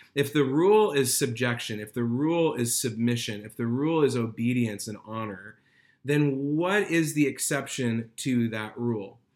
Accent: United States; as American believers

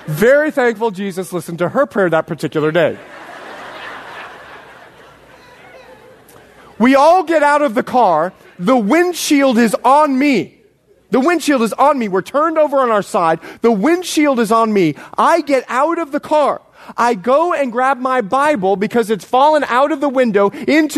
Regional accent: Bahamas; moved away; also born or lived in Florida, United States / Montana, United States; I was born in the Bahamas, raised there and Florida

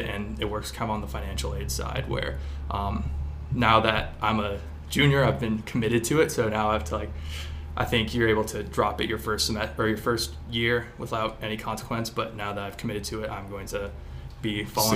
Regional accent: Culver, Indiana, United States; I'm from Culver, Indiana, this really small town

